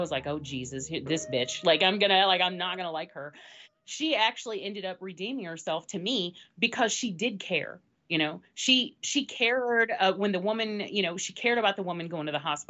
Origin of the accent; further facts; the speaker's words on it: the South, United States; I'm from the South